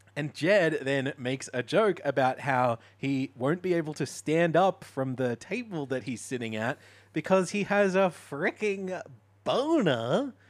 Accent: Mooloolaba, Queensland, Australia; near where I grew up in Moolombah

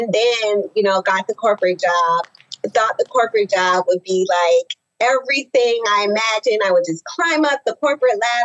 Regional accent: Naples, Florida, United States; I grew up in Naples, Florida

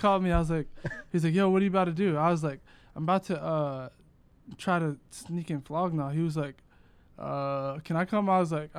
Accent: Worcester, Massachusetts, United States; Originally from Worcester, Massachusetts.

